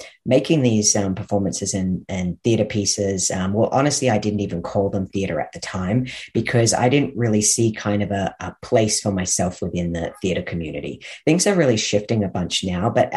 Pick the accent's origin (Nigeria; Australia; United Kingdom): Australia; moved away as an adult; now in Canada; Well, I actually grew up in Australia. I've been in Canada for the last 12 years